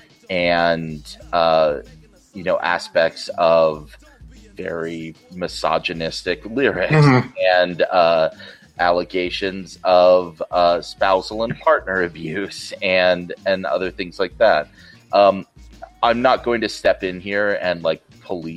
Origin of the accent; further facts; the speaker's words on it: Provo, Utah, United States; As a white boy growing up in Provo, Utah